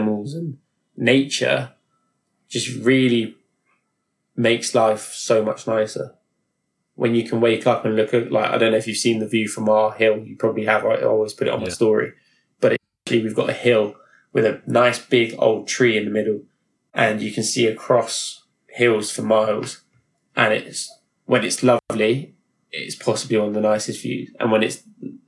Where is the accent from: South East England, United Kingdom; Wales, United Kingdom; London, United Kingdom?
London, United Kingdom; I've lived in London all my life. I'm 27 now. And I loved growing up in London